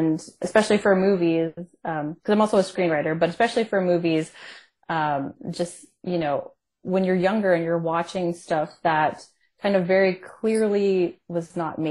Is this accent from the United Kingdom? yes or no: no; Canada; I'm Canadian